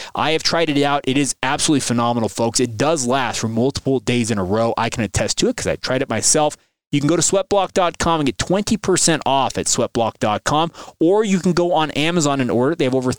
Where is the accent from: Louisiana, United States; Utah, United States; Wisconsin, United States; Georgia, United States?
Utah, United States; Orem; We did the latter part of our growing up in Orem, and our grandmother turned us into BYU diehards in our youth.